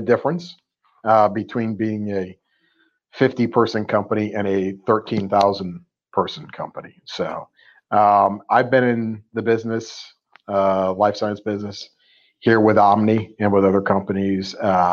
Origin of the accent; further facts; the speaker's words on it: Connecticut, United States; moved away as an adult; Born and raised in Connecticut until I was 25 years old.